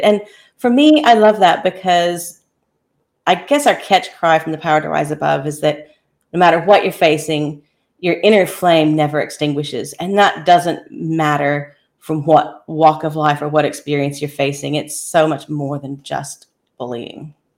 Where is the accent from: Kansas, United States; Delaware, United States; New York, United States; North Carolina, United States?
Kansas, United States; also born or lived in Daintree rainforest, Queensland, Australia; now in Australia; I was born and raised in Kansas, and then ended up transplanted in Australia